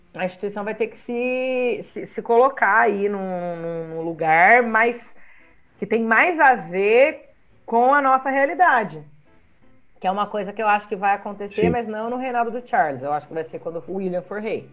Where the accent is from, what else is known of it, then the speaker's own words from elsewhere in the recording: Taubaté, São Paulo, Brazil; eu sou de Taubaté